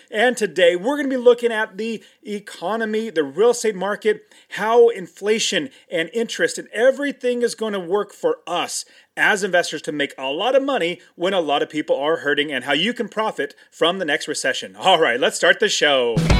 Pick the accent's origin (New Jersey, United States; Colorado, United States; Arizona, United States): Arizona, United States; Phoenix; my hometown in Arizona, Phoenix, Arizona